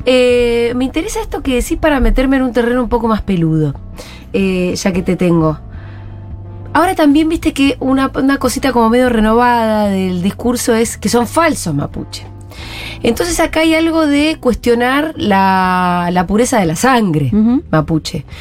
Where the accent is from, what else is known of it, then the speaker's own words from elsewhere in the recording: Bariloche, Río Negro, Argentina; yo soy de Bariloche y, y qué sé yo, conozco un poco mis pagos.